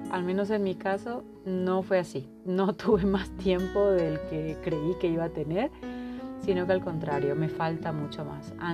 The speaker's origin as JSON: {"language": "Spanish", "country": "Paraguay", "lives_now": "Mexico", "said": "paraguaya que vive en México, así que con esa información podrán entender mi acento y las palabras que utilizo, que a estas alturas y después de tantos años ya se me mezclan."}